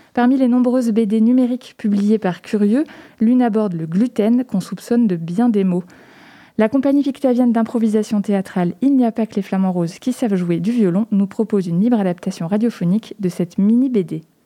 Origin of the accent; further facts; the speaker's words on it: Poitiers, Nouvelle-Aquitaine, France; chez nous à Poitiers